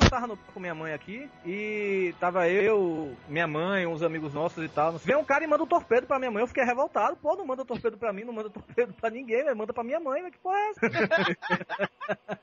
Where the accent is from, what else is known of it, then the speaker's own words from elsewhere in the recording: Bahia, Brazil; minha terra